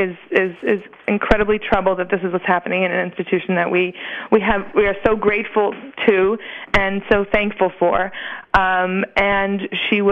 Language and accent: English; United States; we as American Jews